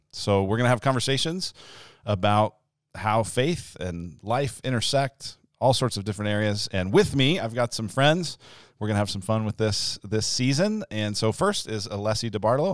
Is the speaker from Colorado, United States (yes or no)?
yes; Denver, Colorado, United States; moved away as an adult; also born or lived in Illinois; now in Arizona, United States; I'm from Denver, Colorado originally, and went to college in Illinois, and then ended up out here